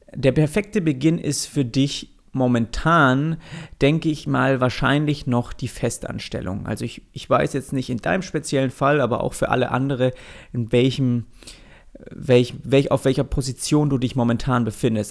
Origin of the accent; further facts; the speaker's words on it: Swabia, Germany; als gebürtiger Schwabe